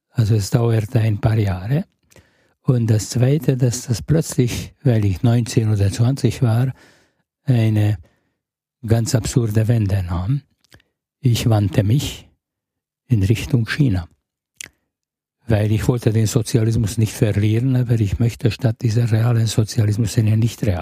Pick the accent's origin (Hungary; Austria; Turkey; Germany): Hungary; Budapest; Ja, ich bin in Budapest geboren, aufgewachsen und eigentlich die größere Hälfte meines erwachsenen Lebens in Ungarn verbracht.